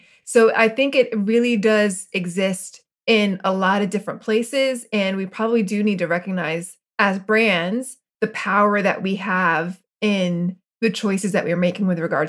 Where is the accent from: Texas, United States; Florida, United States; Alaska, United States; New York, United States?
Florida, United States; also born or lived in Argentina; So almost two years ago, we moved back. We moved from Argentina to Florida, and Florida is where I grew up.